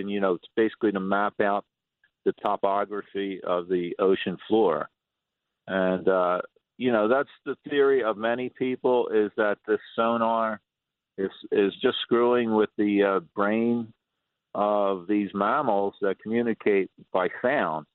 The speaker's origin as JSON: {"language": "English", "town": "Atlantic City", "region": "New Jersey", "country": "United States", "tie": "born or raised there", "said": "born and raised in Atlantic City"}